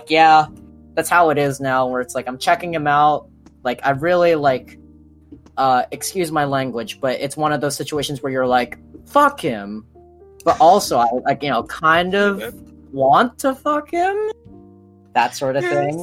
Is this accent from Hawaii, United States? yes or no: yes; Maui, Hawaii, United States; I grew up in Hawaii, Maui